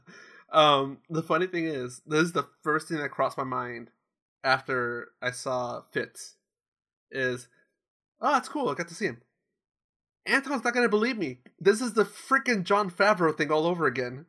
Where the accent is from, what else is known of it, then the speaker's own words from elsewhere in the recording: Orange County, California, United States; I grew up in here, I grew up in Orange County